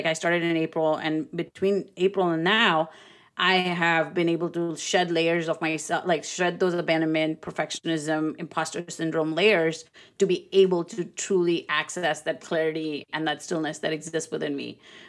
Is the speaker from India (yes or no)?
yes; India; I'm Indian. I mean, it has ancient roots.